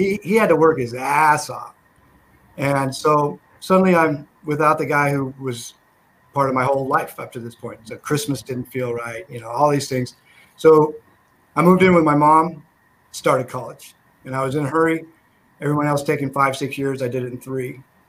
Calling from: Sacramento, California, United States; I'm in Sacramento, California.

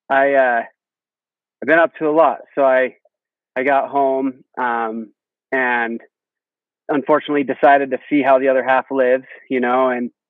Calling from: Lehi, Utah, United States; Oh, I'm in Lehi. Well, I guess it's kind of Highland. So that shop is Highland, but where I'm sitting is Lehi.

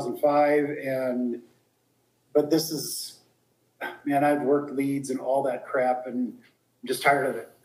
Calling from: Colorado Springs, Colorado, United States; Colorado Springs.

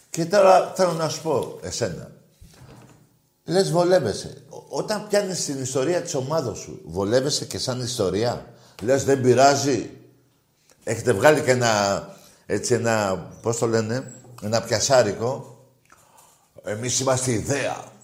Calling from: Mesorachi, Greece; είμαι από Μεσοράχη.

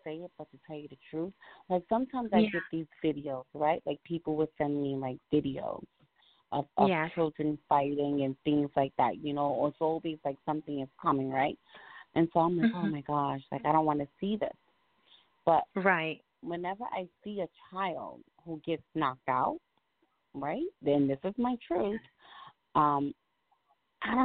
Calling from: Albany, New York, United States; I'm calling you from Albany, New York.

